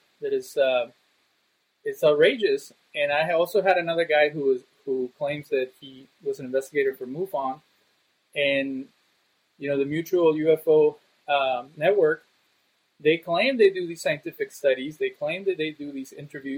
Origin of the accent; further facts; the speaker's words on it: Monterrey, Nuevo León, Mexico; also born or lived in Cancun, Mexico; when I went back to Monterrey, Mexico, where I'm originally from